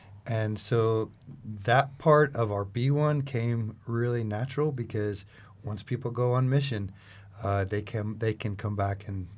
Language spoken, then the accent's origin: English; Oklahoma City, Oklahoma, United States; Now, I'm from Oklahoma City, so I had to think about, you know, what is actually frog eating.